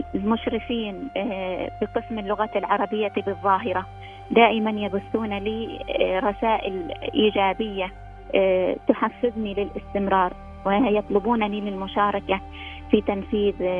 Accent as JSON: {"language": "Arabic", "country": "Oman", "said": "أنا من سلطنة عمان"}